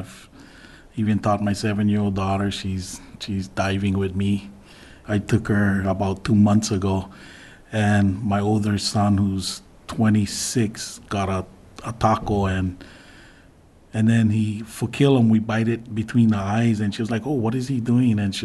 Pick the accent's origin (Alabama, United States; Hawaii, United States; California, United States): Hawaii, United States; Big Island; born or raised there; now in Kapa'a, United States